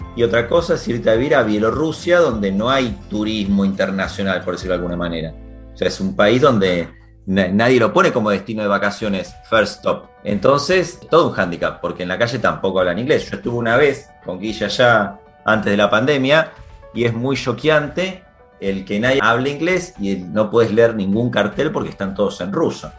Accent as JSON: {"language": "Spanish", "town": "Venado Tuerto", "region": "Santa Fe", "country": "Argentina", "tie": "born or raised there", "also_born_or_lived": "Rosario, Argentina / London, United Kingdom / Chile / Brazil", "moved": "as an adult", "lives_now": "Barcelona, Spain", "said": "viví mucho tiempo en Rosario, pero nací en Venado Tuerto, entonces como que donde nací viví hasta los 17 años"}